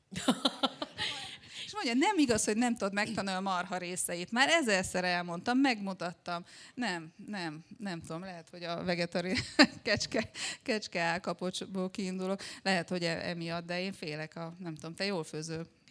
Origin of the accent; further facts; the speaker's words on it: Szombathely, Vas, Hungary; akkor Szombathelyen éltem, ott végeztem a gimnáziumot